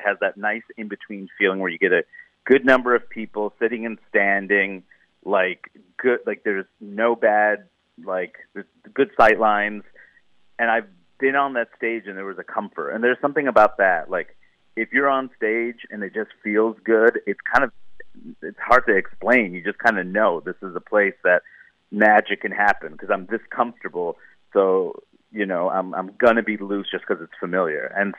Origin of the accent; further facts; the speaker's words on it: United States; But also I started to realize like, whoa, I'm such an American. Like these jokes do not all work here.